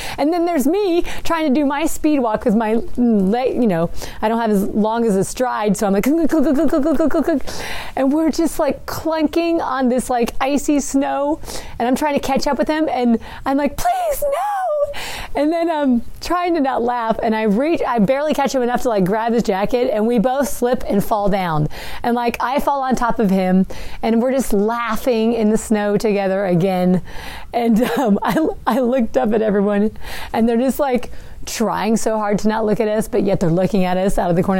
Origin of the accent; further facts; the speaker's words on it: West Tennessee, United States; we're from West Tennessee.